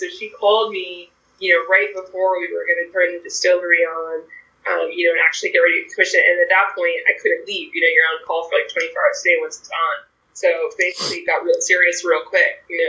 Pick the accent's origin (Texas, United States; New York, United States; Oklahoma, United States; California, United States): New York, United States; which as a New Yorker, you're like thinking about Rye and Empire Rye